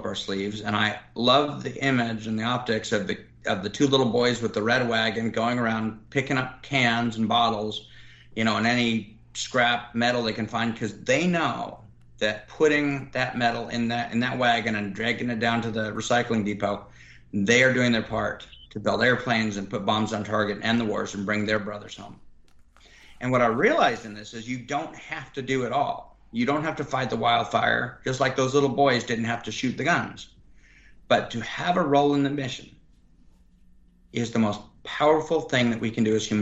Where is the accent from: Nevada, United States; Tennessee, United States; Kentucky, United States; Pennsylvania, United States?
Nevada, United States; Reno; The area I live, I grew up in around Reno, Nevada, by Lake Tahoe